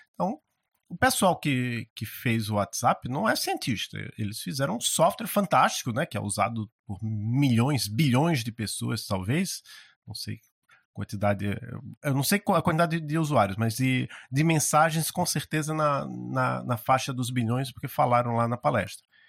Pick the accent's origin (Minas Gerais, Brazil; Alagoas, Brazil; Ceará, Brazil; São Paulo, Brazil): Alagoas, Brazil; Maceió; now in Curitiba, Brazil; eu estudava no, num colégio lá em Maceió, eu sou de Maceió, apesar de estar morando em Curitiba